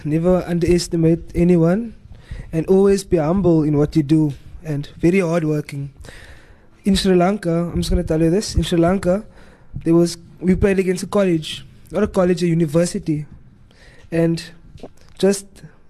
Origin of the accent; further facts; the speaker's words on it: Cape Town, Western Cape, South Africa; We don't live in Cape Town, we live in South Africa, sorry. He's from Durban, I'm from Cape Town.